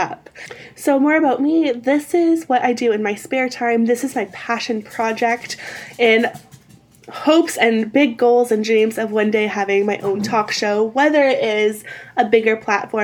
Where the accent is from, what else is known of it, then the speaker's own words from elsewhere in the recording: Windsor, Ontario, Canada; I hail from Southern Ontario, specifically Windsor